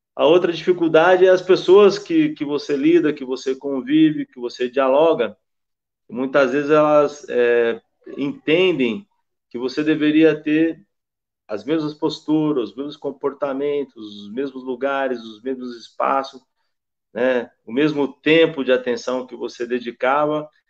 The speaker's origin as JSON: {"language": "Portuguese", "town": "Campinas", "region": "São Paulo", "country": "Brazil", "tie": "born or raised there", "said": "nasci na Vila Jorgina em Campinas"}